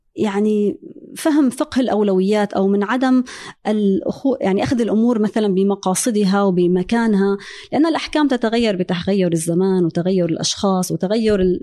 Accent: Syria; moved away as an adult; also born or lived in France; now in United States; أنا هاجرت من سوريا قبل الثورة كانت في عام 2008 2009

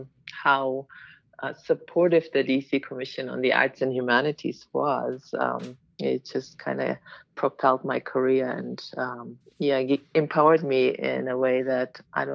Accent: Berlin, Germany; moved away as an adult; also born or lived in Washington, D.C.; now in Chicago, United States; I'm originally from Germany, Berlin, and I moved here to dance

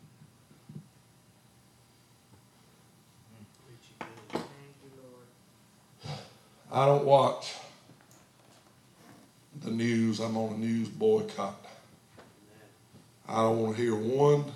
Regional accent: United States; I'm an American, not a Chinese

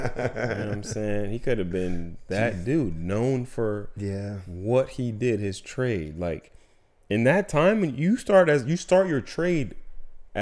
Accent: United States; as an American

